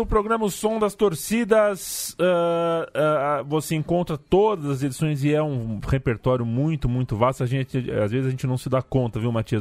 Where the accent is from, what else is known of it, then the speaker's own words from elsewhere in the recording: Brazil; sou brasileiro.